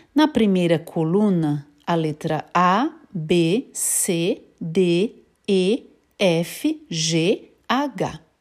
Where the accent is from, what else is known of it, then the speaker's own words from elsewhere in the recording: São Paulo, Brazil; now in Graz, Austria; Eu sou de São Paulo, mas não moro em São Paulo, eu moro na Áustria, em Graz